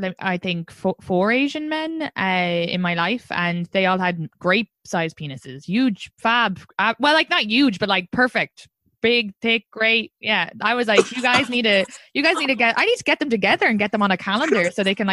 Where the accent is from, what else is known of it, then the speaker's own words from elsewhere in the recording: Ireland; moved away as an adult; now in New York City, United States; I'm from Ireland. I only moved here 6 years ago.